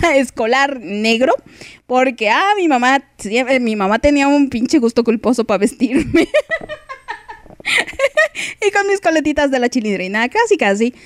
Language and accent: Spanish; Mexico; como buena mexicana